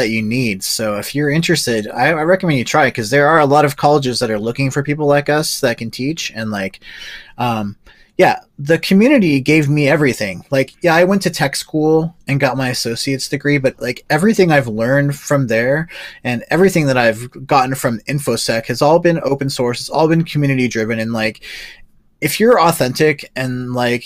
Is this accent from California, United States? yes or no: yes; Southern California, United States; now in Northern California, United States; I grew up in SoCal.